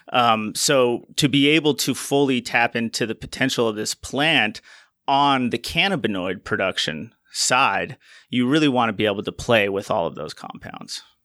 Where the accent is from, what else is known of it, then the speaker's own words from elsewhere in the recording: Utah, United States; moved away as an adult; also born or lived in Colorado; when the laws back here in my home state in Utah changed in twenty eighteen to allow and regulate the production of hemp and C B D, I moved back out here